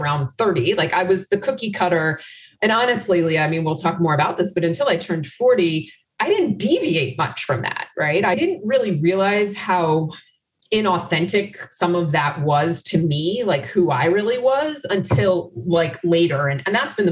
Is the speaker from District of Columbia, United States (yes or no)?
yes; Washington, District of Columbia, United States; moved away as an adult; now in Chicago, United States; I grew up in Washington, D.C.